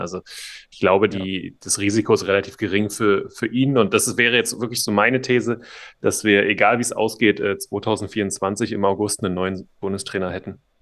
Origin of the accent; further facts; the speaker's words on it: Berlin, Germany; also born or lived in Dresden; bin gebürtiger Dresdner zwar, aber bin in Berlin aufgewachsen